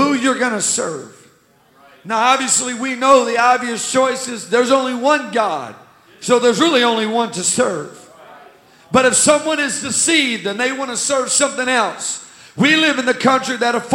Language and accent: English; United States; as an American